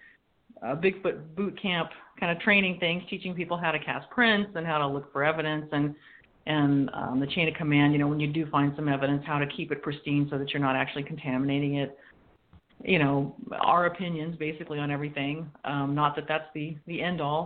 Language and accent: English; California, United States; now in Washington, United States; I'm being from California and I'm a transplant here in Washington now, where I live with Kyle